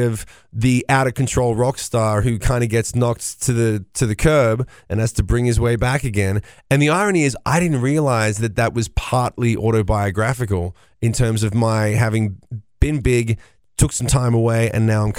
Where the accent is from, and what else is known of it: Australia